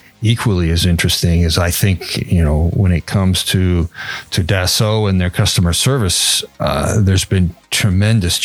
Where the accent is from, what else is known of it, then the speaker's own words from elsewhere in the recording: Canada; also born or lived in Toronto / Montreal; I'm Canadian, so from Toronto and Montreal